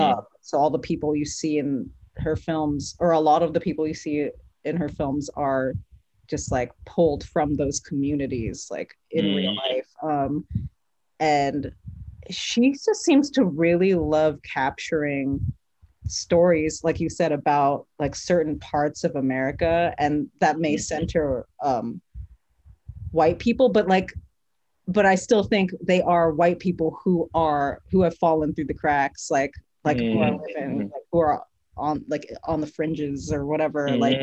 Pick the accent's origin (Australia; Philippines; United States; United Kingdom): Philippines; Some people don't see me as Filipino.